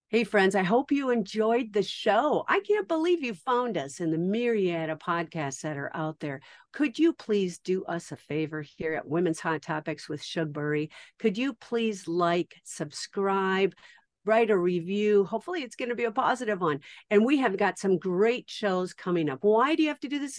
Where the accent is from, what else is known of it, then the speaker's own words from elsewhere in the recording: Minnesota, United States; I am a Scandinavian from Minnesota.